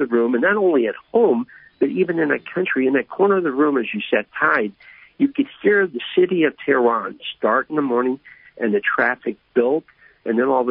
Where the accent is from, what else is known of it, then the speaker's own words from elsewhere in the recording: Krakow, Missouri, United States; growing up in a small town of Crockle